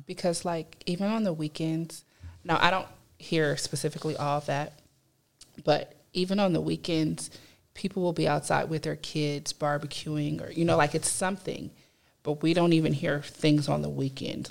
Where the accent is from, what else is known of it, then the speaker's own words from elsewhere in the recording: Compton, California, United States; I am a California native, um, born in Compton all my life